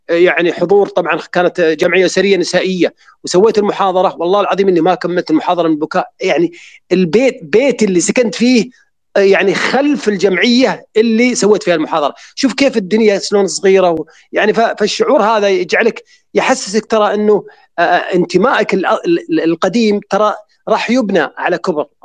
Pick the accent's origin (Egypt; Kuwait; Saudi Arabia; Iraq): Saudi Arabia; وكأن الشرخ موجود فينا احنا كلنا كسعوديين